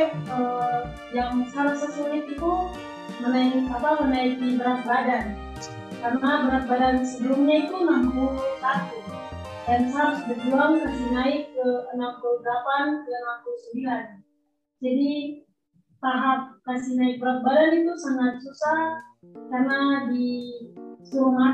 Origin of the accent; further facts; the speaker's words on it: Papua, Indonesia; karena kalau kita kan eh, anak Papua nih